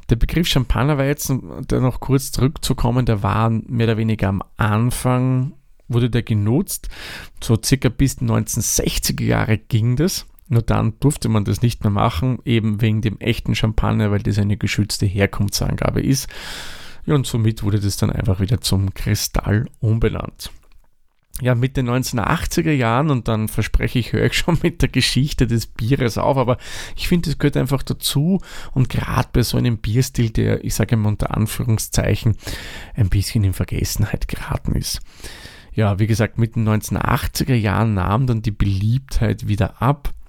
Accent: Lower Austria, Austria; now in Vienna, Austria; ich komme nicht aus Wien, ich wohne ja jetzt hier, aber komme ursprünglich aus dem hohen Norden von Österreich, aus dem Waldviertel.

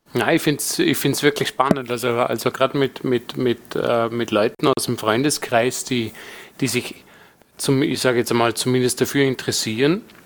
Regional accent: Vorarlberg, Austria; Vorarlberger sein

